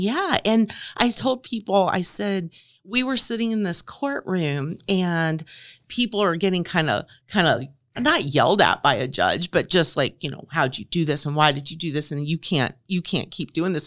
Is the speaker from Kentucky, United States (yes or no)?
yes; Louisville, Kentucky, United States; also born or lived in Dallas, Texas / Salt Lake City, Utah / Indiana; now in Grant County, Indiana, United States; I'm from Louisville, Kentucky